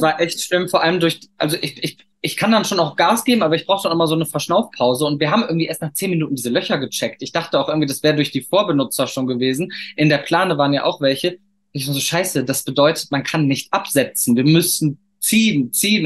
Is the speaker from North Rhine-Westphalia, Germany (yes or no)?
yes; Cologne, North Rhine-Westphalia, Germany; wir kommen ja beide aus Köln